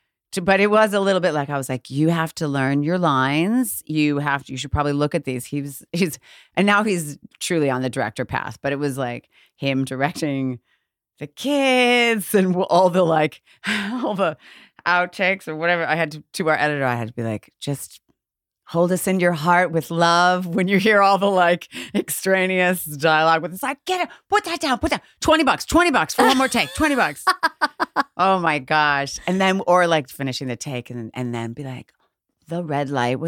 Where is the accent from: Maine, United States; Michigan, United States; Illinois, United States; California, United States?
Illinois, United States; Chicago; So Chicago, or outside of Chicago.